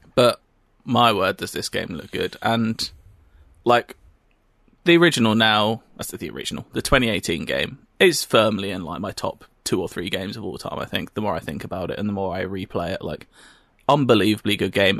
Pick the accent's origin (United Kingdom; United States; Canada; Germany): United Kingdom; we're British.